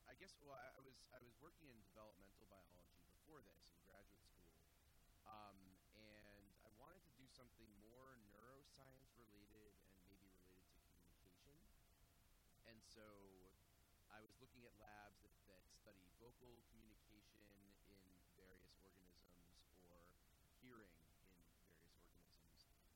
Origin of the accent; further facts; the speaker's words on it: Billerica, Massachusetts, United States; I grew up in a town called Billerica, Massachusetts, which is uh, northwest of Boston. It's a pretty large town in area and, and in population, but there's nothing there